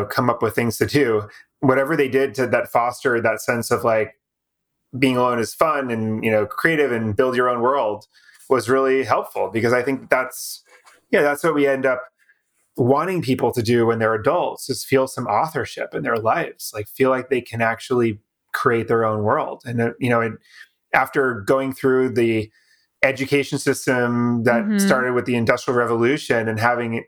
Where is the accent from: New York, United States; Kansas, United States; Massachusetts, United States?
Massachusetts, United States; Boston; Boston area where I'm from